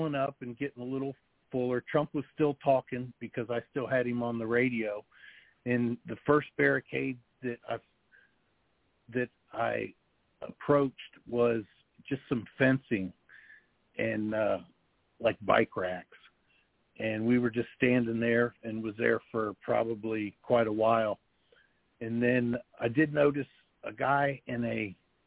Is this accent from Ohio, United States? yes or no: yes; Dayton, Ohio, United States; I'm born and raised in Dayton, Ohio. Lived here all my life